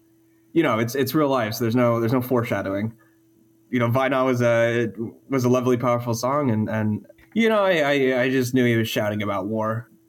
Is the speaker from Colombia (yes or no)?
no; Alaska, United States; moved away as an adult; also born or lived in Georgia; I am from Alaska originally, and I drifted into Georgia when I was around 20.